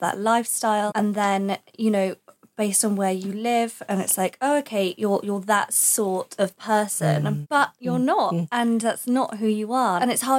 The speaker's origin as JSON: {"language": "English", "region": "East of England", "country": "United Kingdom", "said": "I'm contradicting myself because I'm not telling people I'm from Essex because I don't want them to think of me as like an Essex girl."}